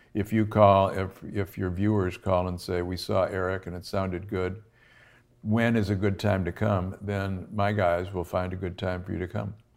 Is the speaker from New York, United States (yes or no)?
yes; Buffalo, New York, United States; I'm from Buffalo